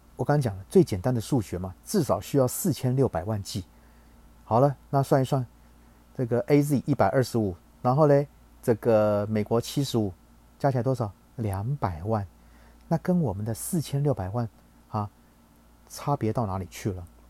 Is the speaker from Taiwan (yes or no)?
yes; Taiwan; 我们台湾人